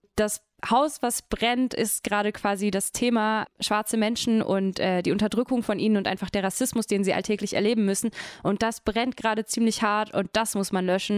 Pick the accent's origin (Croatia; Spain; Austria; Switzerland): Croatia; German is a second language; now in Germany; ich bin ja Kroatin